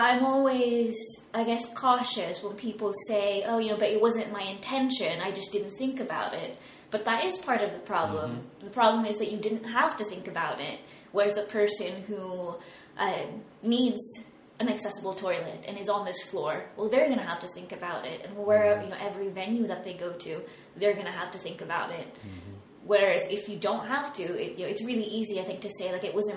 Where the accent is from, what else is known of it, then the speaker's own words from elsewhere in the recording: United States; moved away; I was raised in America.